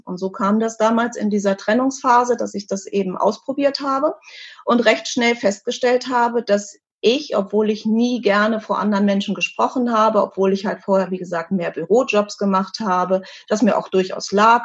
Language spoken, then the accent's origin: German; Hanover, Lower Saxony, Germany; diese eine Firma damals in Hannover, an meinem Geburtsort